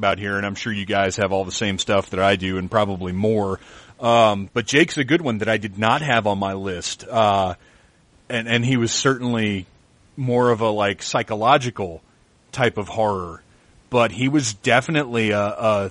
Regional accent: the South, United States; I grew up in the South

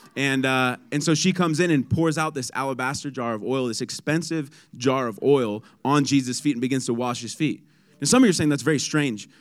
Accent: San Diego, California, United States; I'm from San Diego. It's sunny, seventy-five

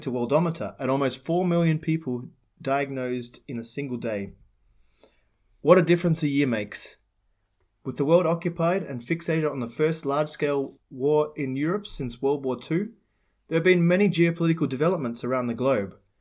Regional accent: Australia; now in Czech Republic; My home country, Australia

